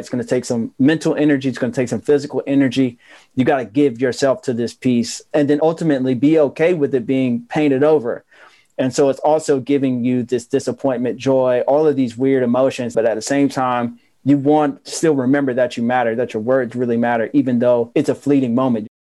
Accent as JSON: {"language": "English", "town": "Asheville", "region": "North Carolina", "country": "United States", "said": "I tell people that I'm from Asheville, North Carolina"}